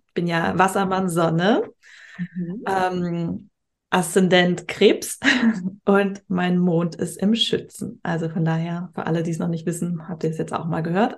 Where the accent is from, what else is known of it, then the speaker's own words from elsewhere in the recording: Hamburg, Germany; moved away; Grüße an meine Heimatstadt.